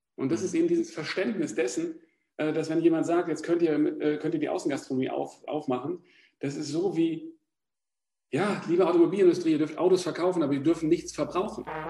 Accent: Germany; jetzt komme ich aus der Nähe von Hamburg

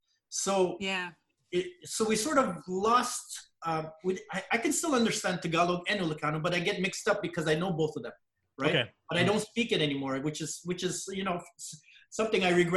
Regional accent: Montreal, Quebec, Canada; born or raised there; also born or lived in Pangasinan, Philippines

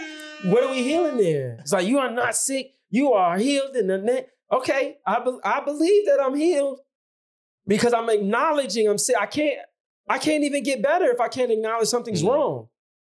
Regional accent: Chicago, Illinois, United States; I'm from the South Side of Chicago

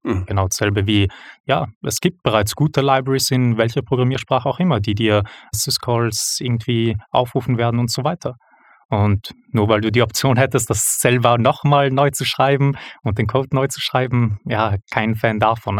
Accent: Vienna, Austria; moved away as an adult; now in Switzerland; ich komme aus Wien, nicht aus der Schweiz, hört man vermutlich bereits. Ähm, dort ursprünglich geboren und aufgewachsen

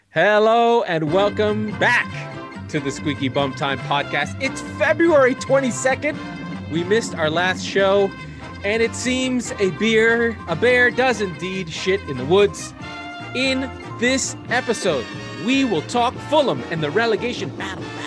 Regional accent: United States

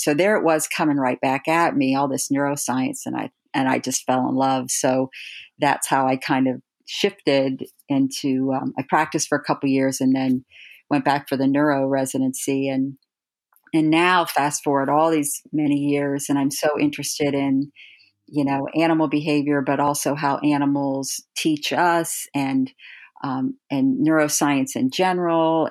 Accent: Steubenville, Ohio, United States; I grew up in Steubenville, Ohio

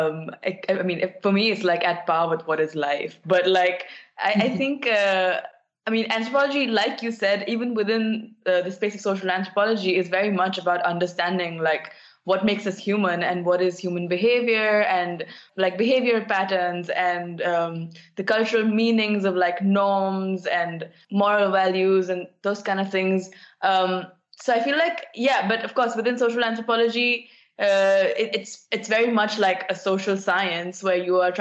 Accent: New Delhi, Delhi, India; moved away as an adult; now in Eindhoven, Netherlands; I'm from New Delhi in India

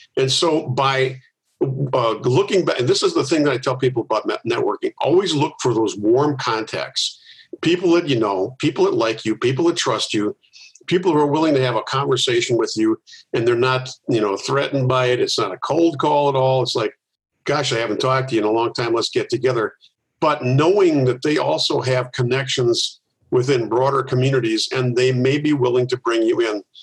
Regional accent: Milwaukee, Wisconsin, United States; I, have lived here most of my life. I was born in Milwaukee.

